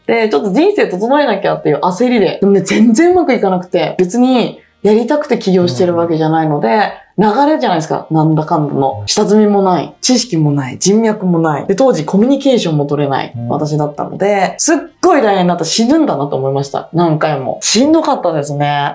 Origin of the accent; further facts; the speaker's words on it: rural Saitama, Japan; 私、埼玉の田舎出身で